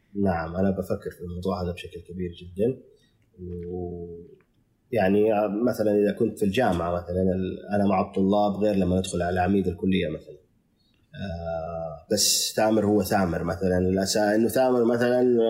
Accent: Saudi Arabia; احنا الان كسعوديه

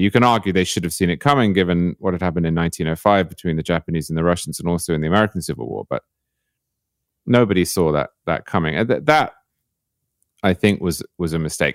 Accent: United Kingdom; now in Florida, United States; as a Brit

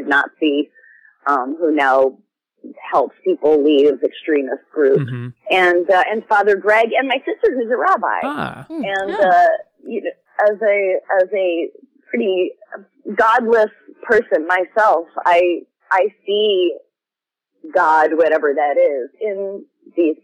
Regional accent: New Hampshire, United States; I grew up in New Hampshire

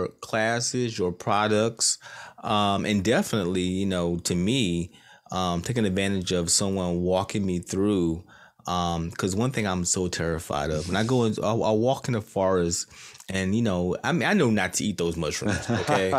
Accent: North Carolina, United States; now in Virginia, United States; I was born and raised in the boonies of North yeah. Carolina

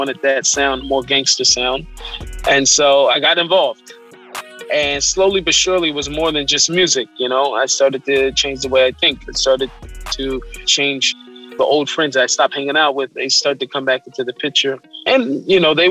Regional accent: Seattle, Washington, United States; I was born in Seattle

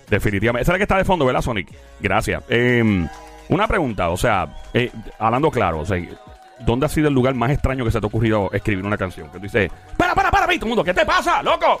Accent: Puerto Rico; como todo boricua

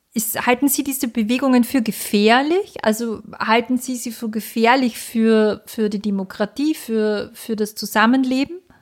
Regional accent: Austria; bei uns in Österreich

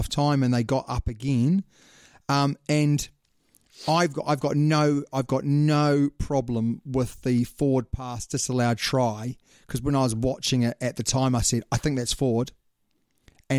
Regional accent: New Zealand; I'm a Kiwi

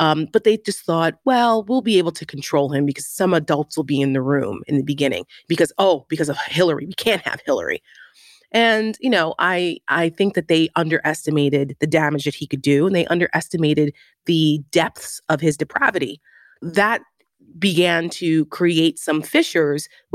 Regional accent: New Jersey, United States; I'm from Jersey, so I grew up around the tabloids of Trump

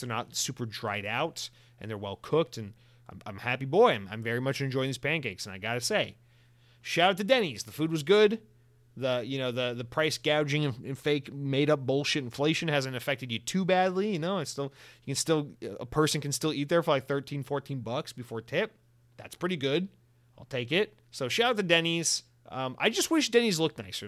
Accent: Georgia, United States; growing up in Georgia

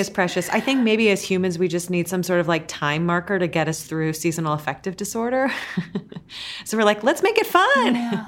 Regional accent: Ohio, United States; now in New York, United States; I'm from Ohio

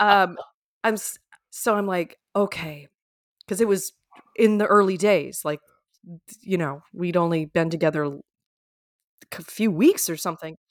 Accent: Minnesota, United States; I'm from Minnesota

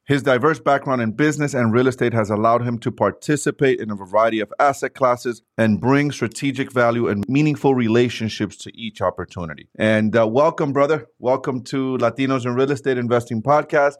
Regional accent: New York, United States; I grew up in New York

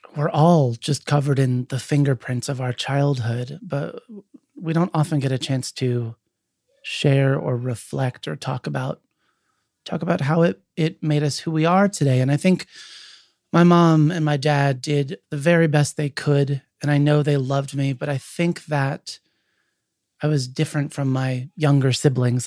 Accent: Williamsport, Pennsylvania, United States; I grew up in Williamsport, Pennsylvania, home of the Little League World Series.

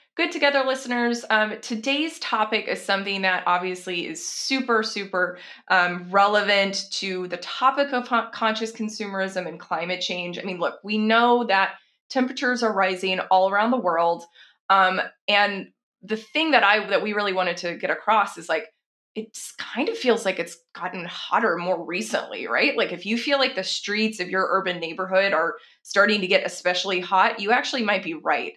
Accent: Texas, United States; also born or lived in San Francisco; now in Seattle, United States; I'm based in Seattle now. I'm from Texas originally, but I spent quite a few years in San Francisco.

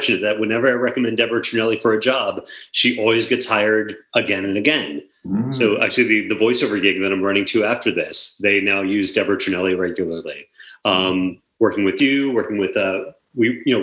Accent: Long Island, New York, United States; moved away as an adult; now in New York City, United States; I live in New York City in the Kips Bay neighborhood of Manhattan. And I was born and raised in Long Island

